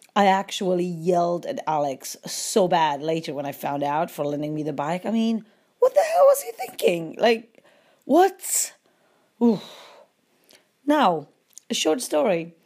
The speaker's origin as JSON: {"language": "English", "town": "Łódź", "region": "Łódź Voivodeship", "country": "Poland", "moved": "as an adult", "said": "I was from Wooch and my dad was a policeman"}